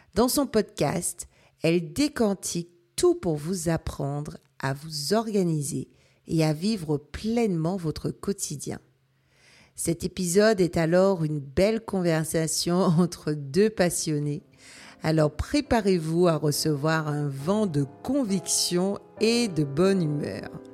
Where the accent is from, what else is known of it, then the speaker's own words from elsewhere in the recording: Guadeloupe; now in Brittany, France; je viens de la Guadeloupe, donc on n'a que deux saisons